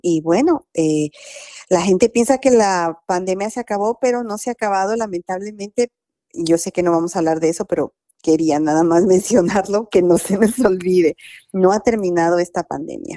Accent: Guatemala; moved away; Yo soy guatemalteca

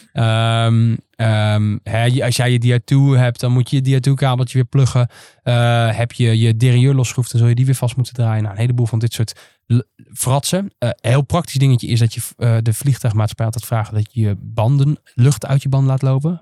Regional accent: Netherlands; als Nederlanders

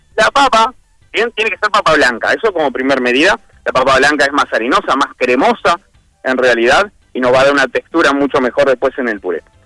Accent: Flores, Uruguay; now in Montevideo, Uruguay; en el interior yo soy de Flores, hace muchísimos años que estoy acá en Montevideo.

